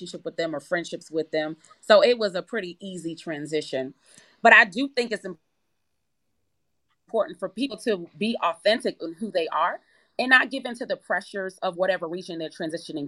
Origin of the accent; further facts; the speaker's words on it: New York, United States; also born or lived in Kingston, Jamaica; now in Atlanta, United States; I was born in Jamaica, but I was raised in New York